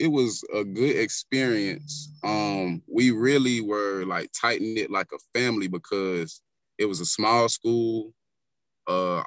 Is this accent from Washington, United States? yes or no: no; Columbia, South Carolina, United States; My hometown is Columbia, South Carolina. And my upbringing, I was raised in a two-parent household.